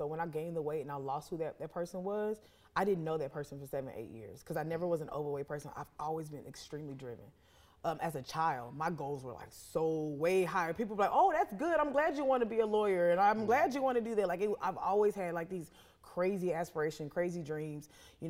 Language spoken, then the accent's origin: English; the South, United States; Because I mean, I'm from the South, so let me grieve with food.